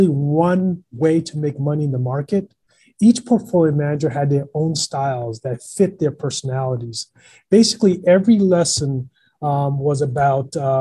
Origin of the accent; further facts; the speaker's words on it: Boston, Massachusetts, United States; I grew up in Boston